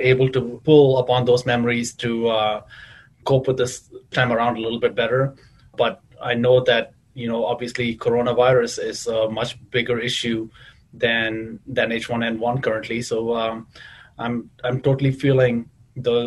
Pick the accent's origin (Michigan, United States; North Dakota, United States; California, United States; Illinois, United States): Illinois, United States; Chicago; moved away as an adult; now in New England, United States; the queer community that I grew up with in Chicago